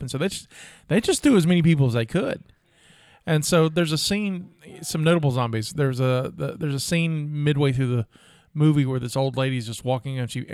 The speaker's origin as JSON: {"language": "English", "region": "the South", "country": "United States", "tie": "born or raised there", "said": "Growing up in the South"}